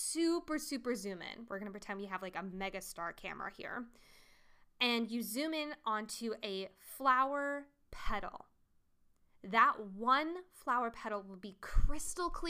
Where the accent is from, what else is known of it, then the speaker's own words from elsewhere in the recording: Colorado, United States; I'm from Colorado